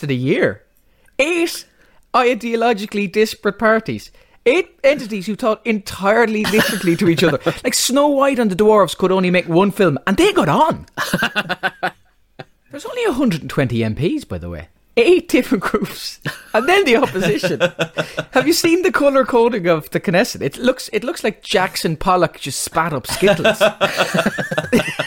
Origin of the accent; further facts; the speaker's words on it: Ireland; And I said, Ireland